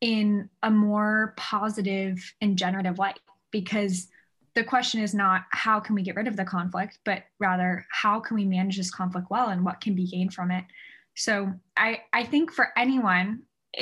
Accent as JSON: {"language": "English", "region": "Northern California", "country": "United States", "tie": "born or raised there", "also_born_or_lived": "Indiana", "said": "I grew up in Northern California"}